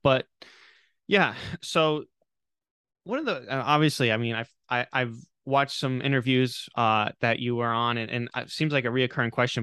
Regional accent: Charlestown, Rhode Island, United States; I grew up in Rhode Island. I'm I'm from Charlestown

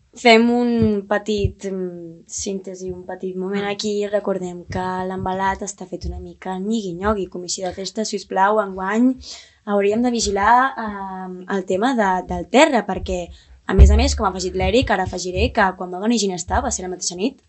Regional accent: Barcelona, Catalonia, Spain; al nostre poble, al nostre estimat poble, Sant Andreu de Palomar.

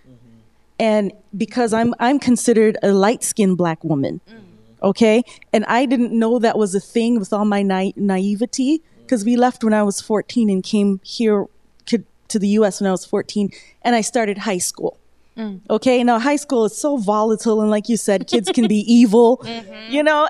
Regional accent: United States; born there; as a black woman in America, you know, and I was born in America

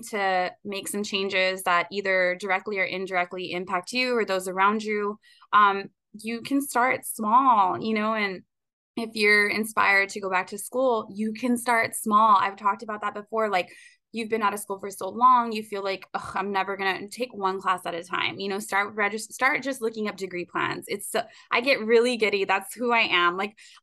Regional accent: Rio Grande Valley, Texas, United States; I am a girl from the Rio Grande Valley

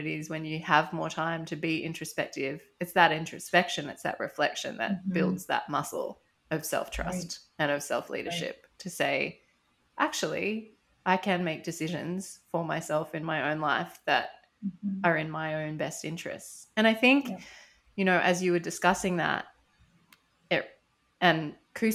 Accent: Australia; moved away as an adult; also born or lived in France; I look very Australian

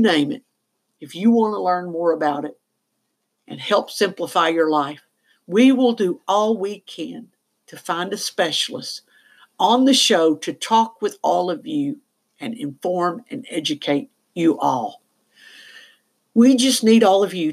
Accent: the South, United States; I am from the South, and no, I don't use the word y'all.

